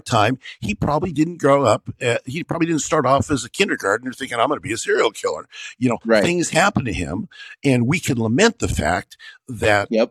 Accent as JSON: {"language": "English", "country": "United States", "said": "I'm an American"}